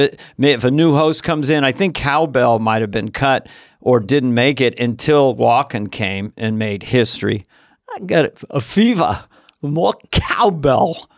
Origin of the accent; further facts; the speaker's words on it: San Carlos, California, United States; also born or lived in Montana; from Montana, but I grew up in the peninsula, uh, San Carlos, ha, twenty miles south of San Francisco